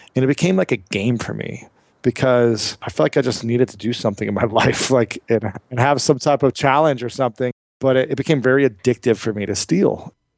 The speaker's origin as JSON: {"language": "English", "country": "United States", "tie": "born or raised there", "said": "I grew up in America"}